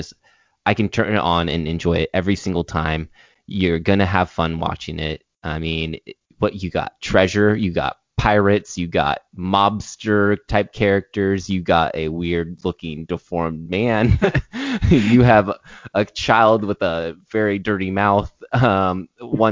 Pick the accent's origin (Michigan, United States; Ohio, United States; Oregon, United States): Oregon, United States; I'm born and raised in Oregon